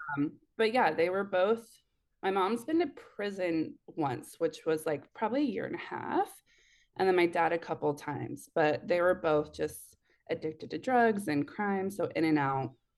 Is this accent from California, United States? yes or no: no; Eugene, Oregon, United States; I'm in Oregon, so, like, Eugene area